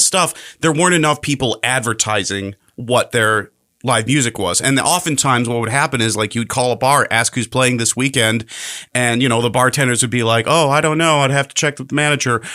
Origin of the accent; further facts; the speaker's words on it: Chicago, Illinois, United States; moved away as an adult; now in Pasco County, United States; I'm originally from Chicago